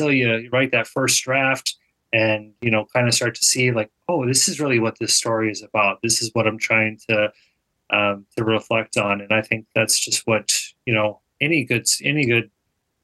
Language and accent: English; Minnesota, United States; also born or lived in Illinois; I grew up in Minnesota.